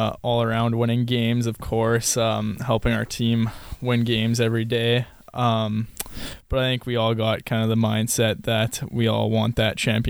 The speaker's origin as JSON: {"language": "English", "town": "St. Paul", "region": "Alberta", "country": "Canada", "tie": "born or raised there", "also_born_or_lived": "Edmonton, Alberta", "moved": "as an adult", "said": "I played minor hockey throughout my whole career in St. Paul, Alberta, the small town that I'm from, and I played 1 year junior there, and then played a couple in Edmonton, Alberta, and then now I'm here."}